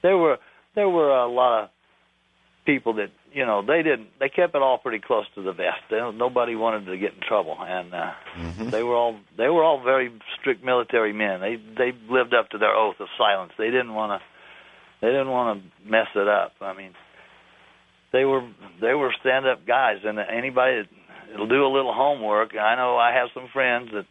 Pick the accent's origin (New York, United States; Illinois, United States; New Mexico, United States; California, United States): New Mexico, United States; Roswell; I was born in Roswell in 1949